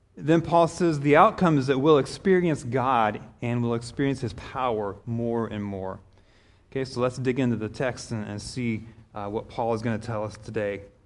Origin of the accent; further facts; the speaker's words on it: Kansas, United States; moved away as an adult; also born or lived in Denver, Colorado; I grew up in Kansas